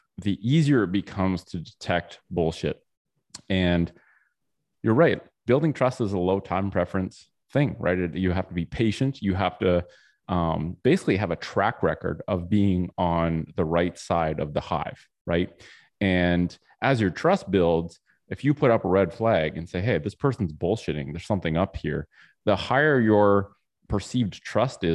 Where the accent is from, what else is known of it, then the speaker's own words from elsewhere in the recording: Canada; I'm from Canada.